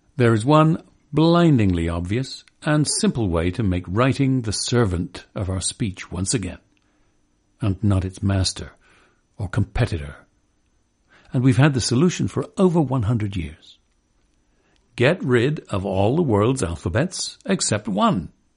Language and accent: English; England, United Kingdom; moved away; also born or lived in Kentucky; When I was growing up in England